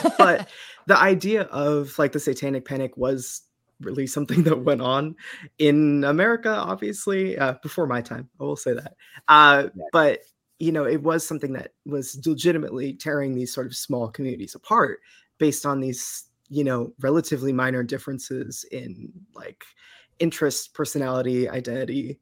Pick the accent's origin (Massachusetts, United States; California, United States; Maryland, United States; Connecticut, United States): Massachusetts, United States; Eastern; I am from Eastern Mass and have lived there my pretty much my whole life